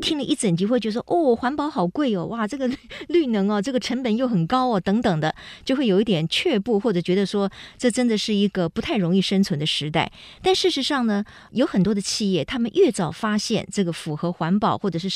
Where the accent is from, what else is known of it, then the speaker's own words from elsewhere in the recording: Taiwan; 我们台湾